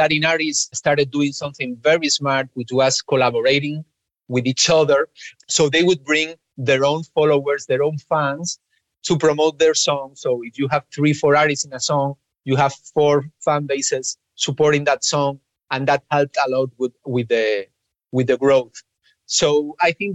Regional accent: Spain; English is a second language; I grew up in Spain, and obviously English wasn't our native language

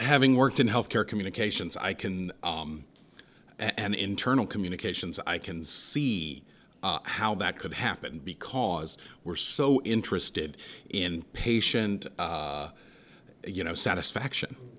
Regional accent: Southwest Ohio, United States; moved away; I come from Southwest Ohio

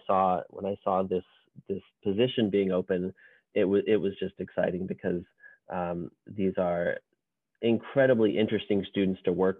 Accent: West Hartford, Connecticut, United States; moved away as an adult; also born or lived in West Coast (California) / Boston area, Massachusetts / Northern California; I grew up in Connecticut, not far from Loomis in West Hartford

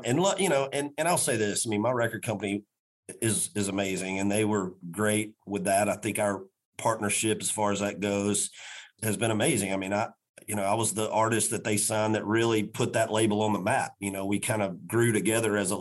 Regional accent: Macon, Georgia, United States; now in Nashville, United States; a children's hospital in my hometown of Macon, Georgia

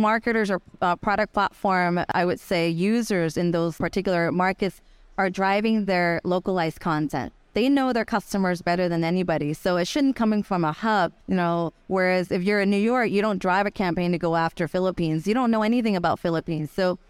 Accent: Guangzhou, Guangdong, China; English is a second language; also born or lived in United States; I have some fire in my belly as an immigrant, you know, growing up in the U.S. I'm China from Guangzhou.

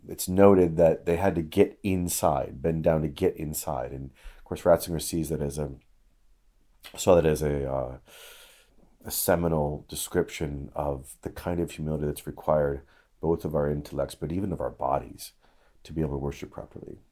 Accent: Illinois, United States; moved away; I was just back in Illinois for a funeral, and I've not been back to my hometown

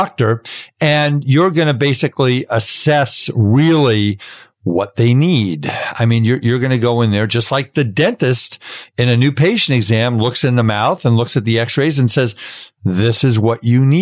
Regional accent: New York City, New York, United States; I grew up in Brooklyn.

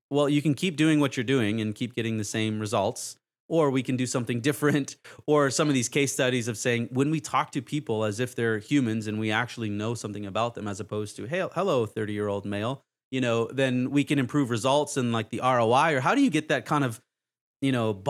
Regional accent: Canada; now in Dallas, United States; I'm Canadian

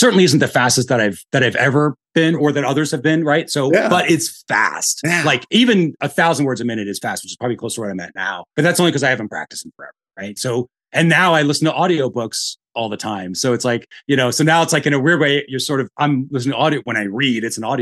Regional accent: the North, United States; now in Austin, United States; I'm from the North, I speak fast.

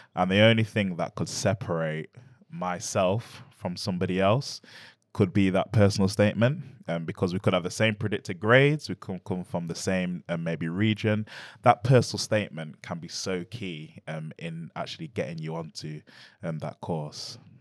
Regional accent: Nottingham, East Midlands, United Kingdom; I'm born in Nottingham, I'm born and bred in Nottingham

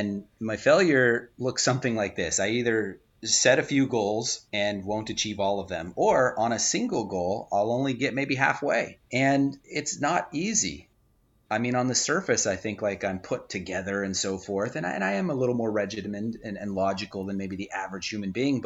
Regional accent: Southern California, United States; I'm from Southern California.

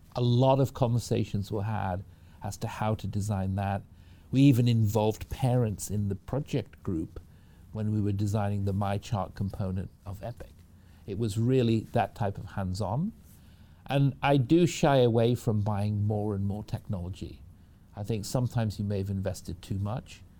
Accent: Manchester, North West England, United Kingdom; moved away as an adult; now in United States; I was raised in the United Kingdom from Manchester in the U K. That's where I grew up, came over to the U S when I was about eighteen

